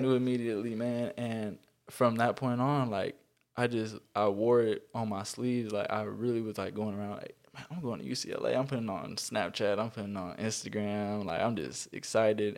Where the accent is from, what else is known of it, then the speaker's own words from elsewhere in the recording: Carson, California, United States; also born or lived in Harbor City, California; I am from Carson. I'm from Carson, California. Um, I was born, I was born in Harbor City.